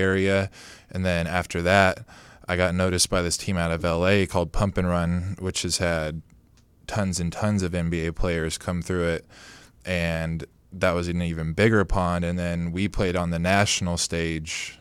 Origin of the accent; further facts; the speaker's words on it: Modesto, California, United States; I'm from Modesto, which there's not a lot of competition